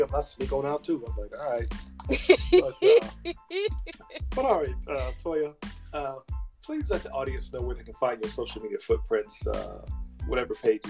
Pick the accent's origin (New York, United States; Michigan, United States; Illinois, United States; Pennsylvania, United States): Illinois, United States; Chicago; now in Indianapolis, United States; I'm from Chicago, but I moved to Indianapolis. I stay here now.